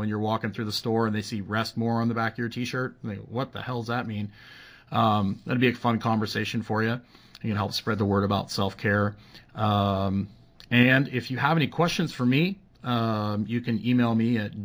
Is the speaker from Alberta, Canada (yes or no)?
yes; Edmonton, Alberta, Canada; moved away; Edmonton, Alberta, my hometown